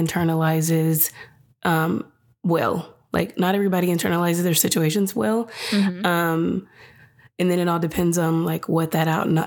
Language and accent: English; California, United States; moved away; also born or lived in Washington; my whole life, I grew up in California